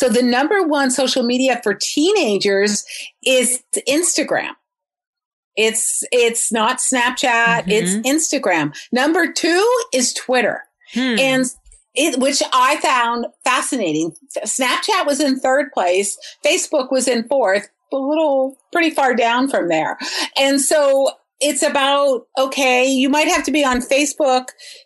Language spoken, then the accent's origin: English; Huntington, New York, United States; I grew up on Long Island in Huntington in Suffolk County